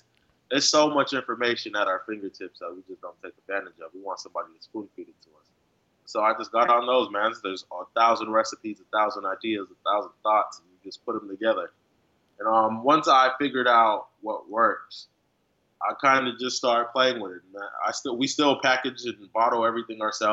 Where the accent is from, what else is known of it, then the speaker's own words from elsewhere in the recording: California, United States; I grew up in California